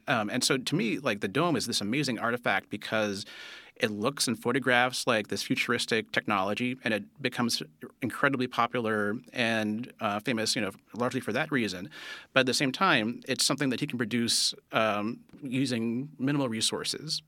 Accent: Castro Valley, California, United States; I was born in Castro Valley, uh, California

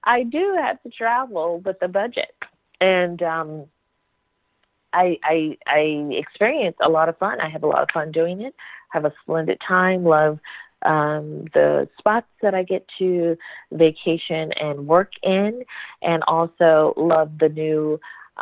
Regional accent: the South, United States; I'm a Southern Belle. I'm from the South

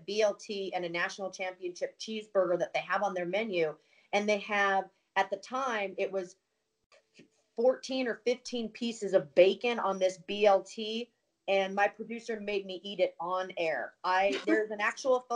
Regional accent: Montana, United States; I grew up in Montana

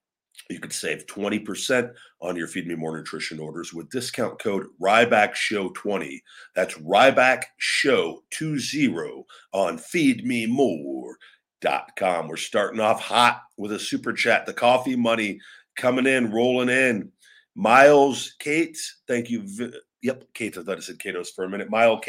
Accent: New York, United States; Envious as a New Yorker, seeing those kids celebrate made me tear up, not going to lie.

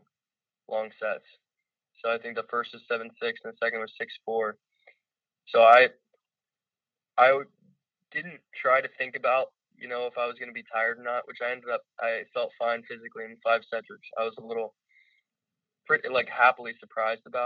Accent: Loveland, Ohio, United States; I grew up in Loveland.

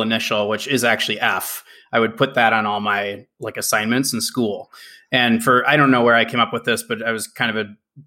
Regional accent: Minnesota, United States; now in Seattle, United States; I grew up in Minnesota, and you know, when I was a little kid, the North Stars existed

